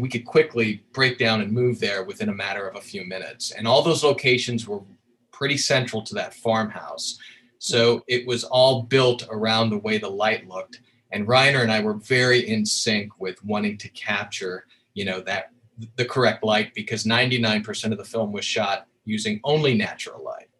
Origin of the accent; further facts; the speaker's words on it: Colorado, United States; I grew up in Colorado